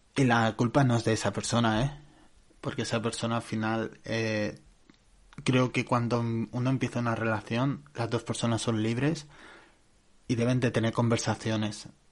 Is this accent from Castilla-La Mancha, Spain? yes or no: no; Barcelona, Catalonia, Spain; yo soy de Barcelona